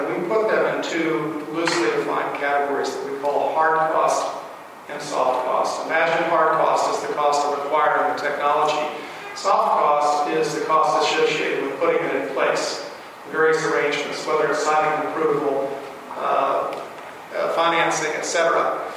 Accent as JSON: {"language": "English", "region": "Virginia", "country": "United States", "said": "the state of Virginia, my home state"}